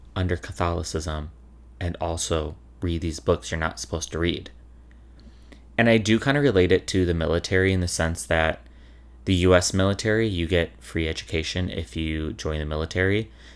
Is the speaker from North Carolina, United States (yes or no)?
no; Chicago, Illinois, United States; I'm from Chicago